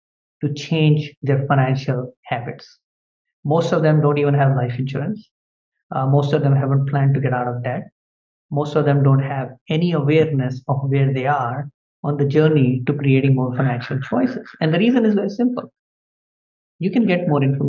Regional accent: India; moved away as an adult; now in United States; I was born in India and my parents were quite poor.

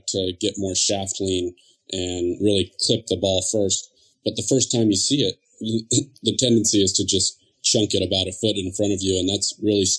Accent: Los Alamitos, California, United States; moved away as an adult; also born or lived in Long Beach, California; now in Jupiter, United States; I grew up near Long Beach in Los Alamitos in California

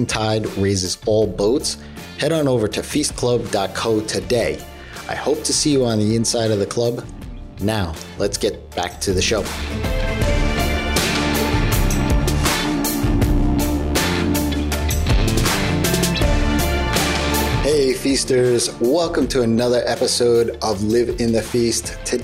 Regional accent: New York, United States; As a New Yorker

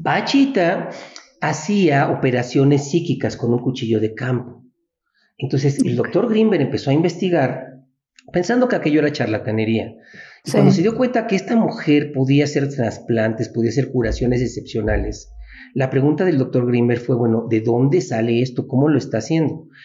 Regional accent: Mexico; así somos los mexicanos

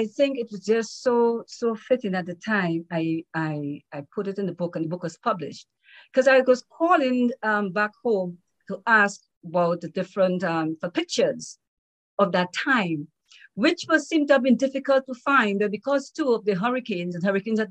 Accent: Dominica; I'm from Dominica

